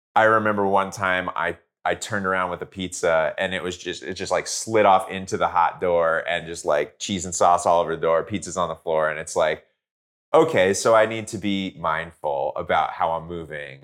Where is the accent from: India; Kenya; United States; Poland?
United States; New Jersey; now in Los Angeles, United States; I grew up in Jersey